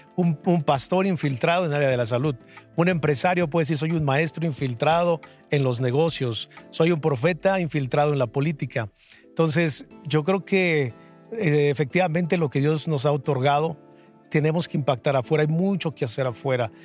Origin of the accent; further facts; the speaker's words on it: Toluca, State of Mexico, Mexico; soy de Toluca.